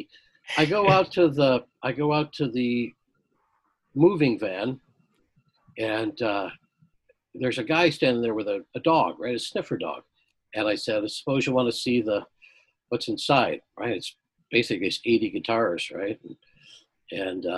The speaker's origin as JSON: {"language": "English", "town": "Chicago", "region": "Illinois", "country": "United States", "also_born_or_lived": "Oxford, Mississippi / Toronto", "moved": "as an adult", "lives_now": "Kitchener, Canada", "said": "I'm a Chicago boy. I was living in Mississippi at the time."}